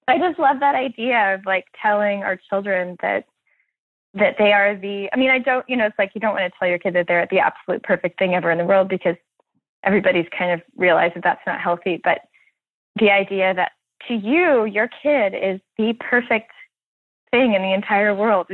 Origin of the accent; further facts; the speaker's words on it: Houston, Texas, United States; now in Brooklyn, United States; growing up in Houston, we didn't have any, you know, Houston is just such a big city